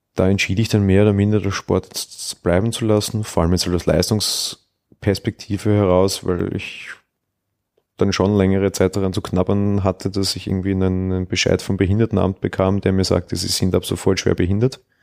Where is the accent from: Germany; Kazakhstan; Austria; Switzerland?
Austria; Bei uns ist das Volksschule. Dann war ich vier Jahre am Realgymnasium